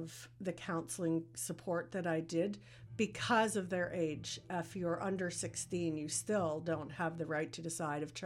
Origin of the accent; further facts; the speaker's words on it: Prince Edward Island, Canada; moved away as an adult; now in Kingston, Canada; I'm originally from PEI.